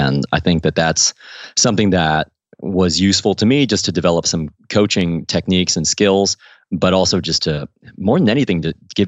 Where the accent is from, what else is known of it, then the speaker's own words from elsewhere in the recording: Midwest, United States; moved away as an adult; also born or lived in Ohio / Missouri / Washington, D.C.; now in London, United Kingdom; when I was growing up in Ohio and Missouri